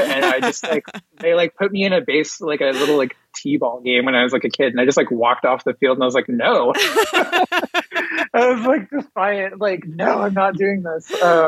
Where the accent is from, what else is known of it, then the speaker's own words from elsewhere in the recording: Dallas, Texas, United States; moved away as an adult; now in Kansas City, Missouri, United States; I was born and raised in Dallas, Texas